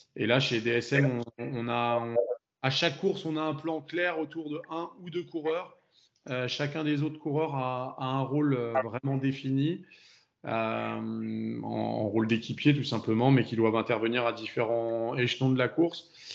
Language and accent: French; France; on est français, donc on est français